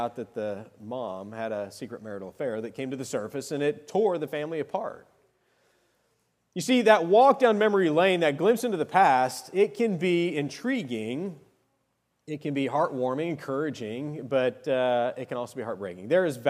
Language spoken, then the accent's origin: English; Arizona, United States; I went back to my old stomping grounds. I grew up in Arizona.